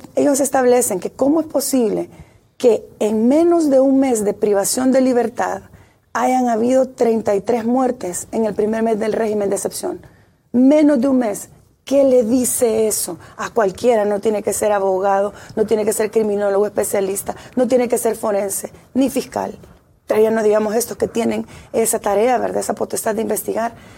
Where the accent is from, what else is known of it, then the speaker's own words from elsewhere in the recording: El Salvador; somos parte como salvadoreños